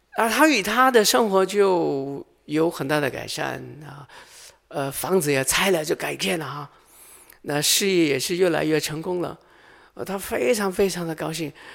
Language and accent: Chinese; Hong Kong; moved away; 我来自香港啊